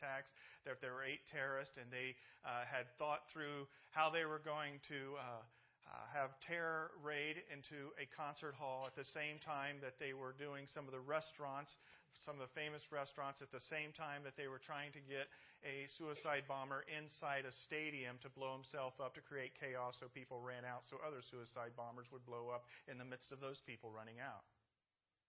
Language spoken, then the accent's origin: English; Indianapolis, Indiana, United States; moved away; I'm from Indianapolis, Indiana.